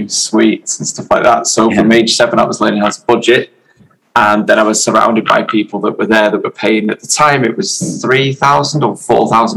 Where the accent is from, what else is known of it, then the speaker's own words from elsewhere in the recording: Wales, United Kingdom; also born or lived in Germany; While my family, so I was born in Germany. While my family lived in Germany, I went to boarding school in North Wales.